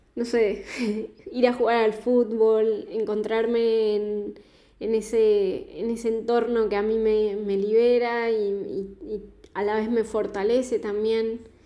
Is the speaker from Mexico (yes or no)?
no; southern Patagonia, Argentina; now in Buenos Aires, Argentina; Actualmente estoy viviendo en Buenos Aires, en Capital Federal, pero soy del sur de la Patagonia